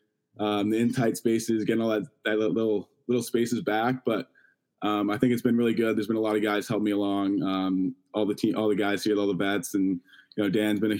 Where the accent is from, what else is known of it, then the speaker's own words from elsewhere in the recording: Toronto, Ontario, Canada; you go to all the Toronto Rock games growing up in Toronto